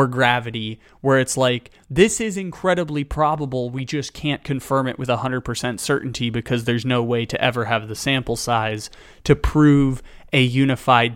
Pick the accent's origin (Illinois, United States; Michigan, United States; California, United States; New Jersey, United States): California, United States; San Diego; I'm from San Diego